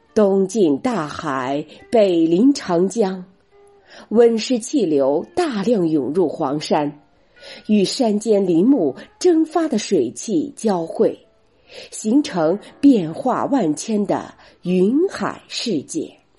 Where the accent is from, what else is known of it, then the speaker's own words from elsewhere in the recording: Shandong, China; 我是来自山东的主播